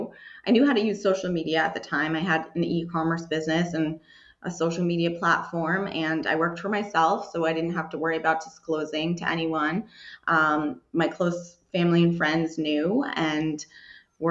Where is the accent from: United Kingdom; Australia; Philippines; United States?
United States; Southeast Massachusetts; also born or lived in Braintree, Massachusetts; I grew up more like Southeast Massachusetts near like Patriots Place